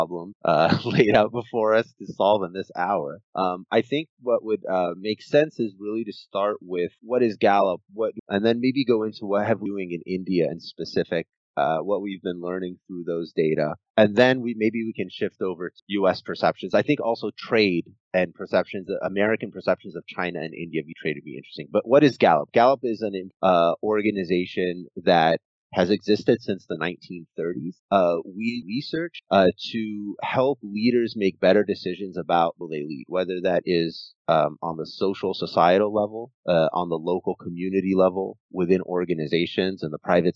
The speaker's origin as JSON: {"language": "English", "country": "Egypt", "moved": "yes", "said": "I am originally Egyptian"}